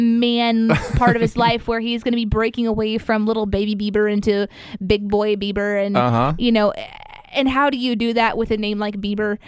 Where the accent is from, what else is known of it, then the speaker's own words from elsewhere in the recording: Midwest, United States; the church society that we grew up in here in the Midwest